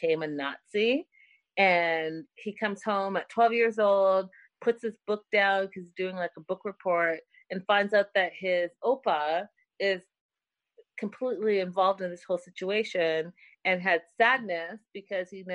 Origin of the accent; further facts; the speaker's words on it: India; now in United States; me being Indian